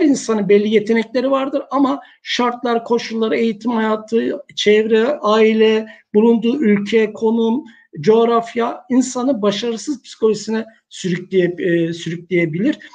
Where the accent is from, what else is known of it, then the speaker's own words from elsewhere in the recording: Istanbul, Turkey; moved away as an adult; also born or lived in Niksar, Tokat / Çerkezköy; now in Uşak, Turkey; Tokat Niksar doğumluyum. E, ilkokuldan sonra, ilkokul 2'den sonra hayatım İstanbul'da geçti.